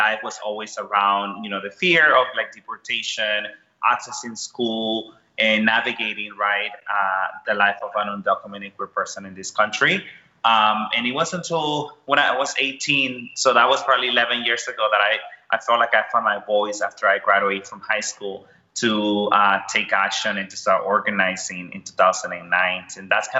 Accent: Houston, Texas, United States; also born or lived in El Salvador; So I am originally from El Salvador, Central America. I grew up in Houston, Texas. I moved to Houston when I was 13. You know, like many, you know, people from my country, we left El Salvador because of gun violence.

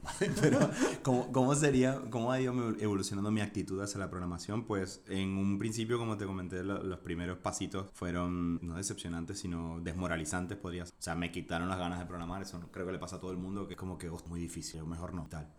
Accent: Venezuela; moved away as an adult; also born or lived in Buenos Aires, Argentina / Chile; now in Spain; Soy venezolano

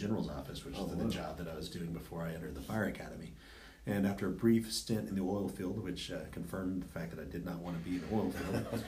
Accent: Odessa, Texas, United States; moved away; Grew up in Odessa, so West Texas

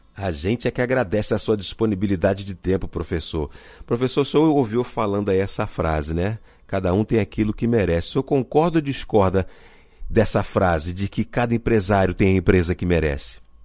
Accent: Rio de Janeiro, Brazil; minha cidade natal, que é o Rio de Janeiro

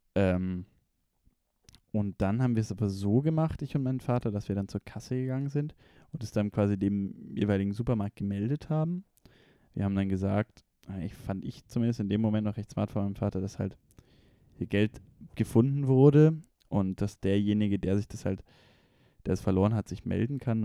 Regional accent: Konstanz, Baden-Württemberg, Germany; moved away; also born or lived in Ulm; Ich war in meiner Heimat, am See, Konstanz

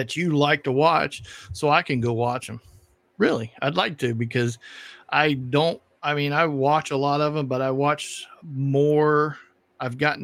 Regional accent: East Coast, United States; I grew up on the East Coast

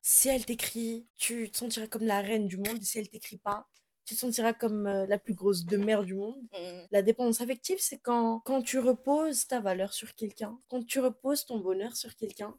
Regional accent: Madagascar; Je suis malgache

